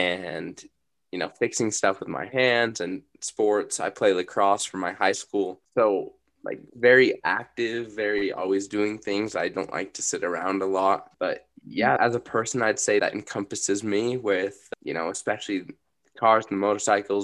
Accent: Bountiful, Utah, United States; I was raised in Bountiful, Utah

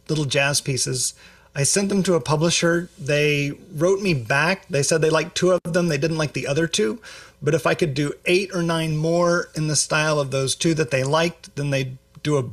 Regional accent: Springfield, Missouri, United States; moved away as an adult; also born or lived in Louisiana / Michigan / Texas; now in Iowa, United States; I grew up in Springfield, Missouri. That's where I'm from.

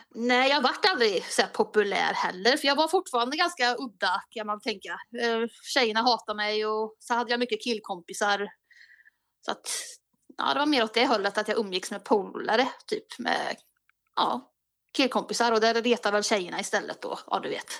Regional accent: Bäckhammar, Värmland, Sweden; allra första början så är det Bäckhammar. Det ligger två mil utanför Kristinehamn i Värmland.

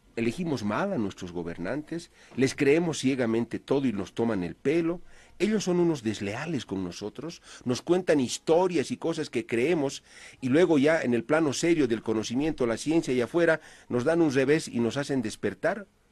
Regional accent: Bolivia; como bolivianos

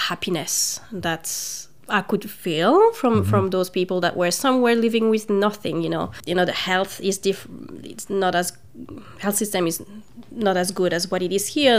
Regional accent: Brussels, Brussels-Capital Region, Belgium; moved away as an adult; also born or lived in Zambia / Spain / United Kingdom / Queensland; now in Hobart, Australia; I grew up in Brussels, so the, the, capital. So I spent all my youth there until maybe I was 26 years old

